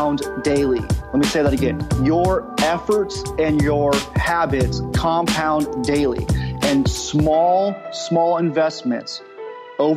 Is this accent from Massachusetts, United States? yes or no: no; Southern California, United States; now in Oklahoma, United States; I'm originally from Southern California and I live in Oklahoma